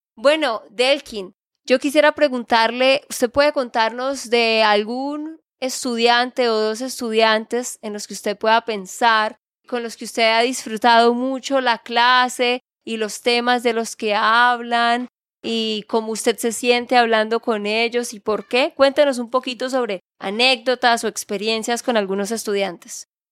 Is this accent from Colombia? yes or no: yes; Santander, Colombia; de Santander, Colombia